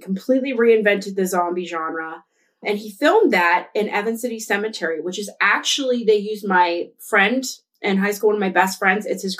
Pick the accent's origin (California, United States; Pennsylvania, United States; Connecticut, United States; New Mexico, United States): Pennsylvania, United States; Pittsburgh; Anyway, we're from Pittsburgh.